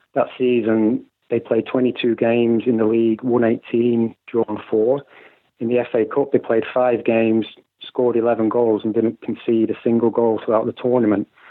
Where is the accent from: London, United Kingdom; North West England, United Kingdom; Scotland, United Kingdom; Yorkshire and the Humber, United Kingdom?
North West England, United Kingdom; Preston; moved away; also born or lived in Ireland; I was born in Deepdale, just minutes from North End's ground